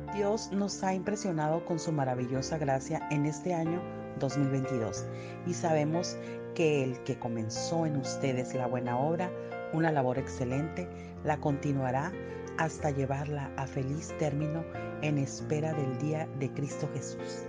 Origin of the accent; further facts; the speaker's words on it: Mexico; Soy de México